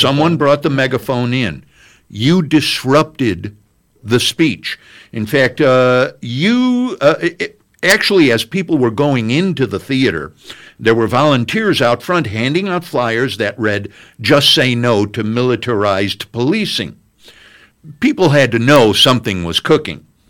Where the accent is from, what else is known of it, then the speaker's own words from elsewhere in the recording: Chicago, Illinois, United States; now in Bloomington, United States; I come from Chicago